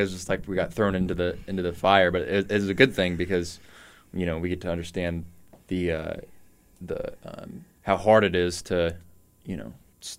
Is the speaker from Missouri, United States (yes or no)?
yes; Lee's Summit, Missouri, United States; No, I'm not from Warrensburg. I'm from Lee Summit.